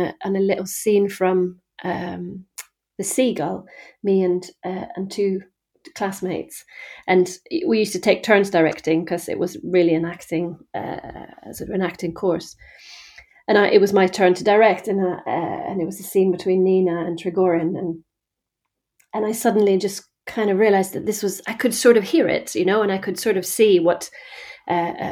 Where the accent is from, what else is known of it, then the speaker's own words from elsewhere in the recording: just outside Malmö, Skåne, Sweden; moved away as an adult; now in Stratford-upon-Avon, United Kingdom; I'm from Sweden. Mm-hmm. So I grew up in the countryside in the south of Sweden, just outside Malmö.